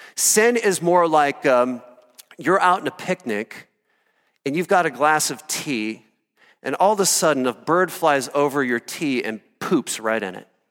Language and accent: English; Iowa, United States; moved away as an adult; also born or lived in Colorado; I grew up in Iowa